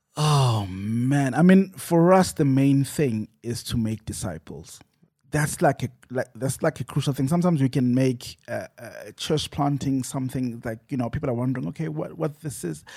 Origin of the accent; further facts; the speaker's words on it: Johannesburg, Gauteng, South Africa; I'm from Joburg East